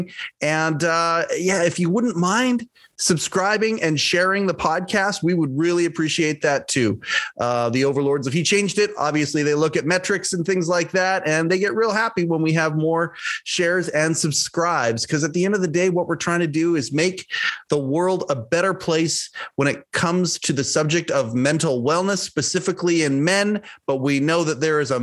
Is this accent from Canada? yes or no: yes; Canada; I'm Canadian